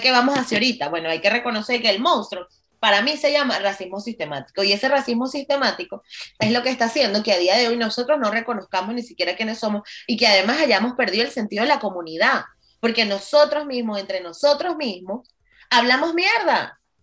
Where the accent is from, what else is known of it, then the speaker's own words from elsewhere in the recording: Venezuela; en Venezuela vivimos en muchas burbujas